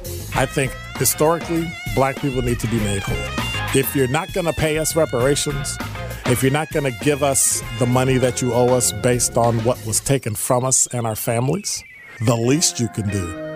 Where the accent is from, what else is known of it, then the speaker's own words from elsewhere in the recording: Milwaukee, Wisconsin, United States; I was a police officer in the city of Milwaukee, my hometown.